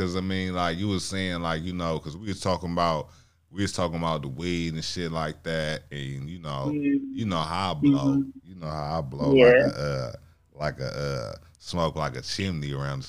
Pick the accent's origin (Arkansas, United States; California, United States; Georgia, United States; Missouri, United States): California, United States; because we from California